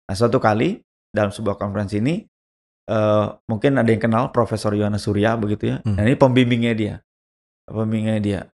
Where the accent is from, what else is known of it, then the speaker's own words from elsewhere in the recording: Java, Indonesia; saya orang Indonesia, udah gitu saya orang Jawa begitu.